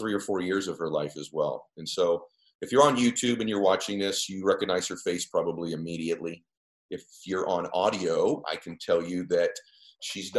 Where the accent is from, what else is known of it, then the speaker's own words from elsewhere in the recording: Weymouth, Massachusetts, United States; I'm also from Massachusetts